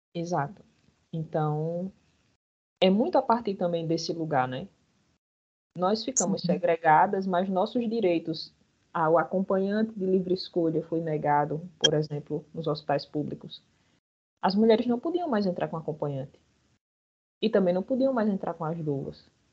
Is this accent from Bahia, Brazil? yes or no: yes; Bahia, Brazil; now in Paraíba, Brazil; Eu sou baiana de nascença